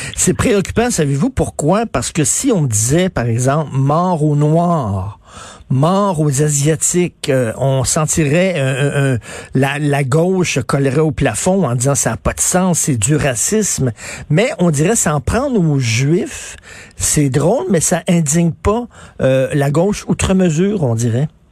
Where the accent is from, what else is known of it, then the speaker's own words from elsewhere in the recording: Quebec, Canada; Nous sommes des Québécois